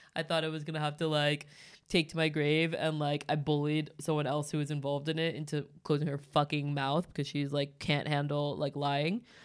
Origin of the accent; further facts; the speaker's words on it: Los Angeles, California, United States; moved away as an adult; now in Stockholm, Sweden; me growing up in L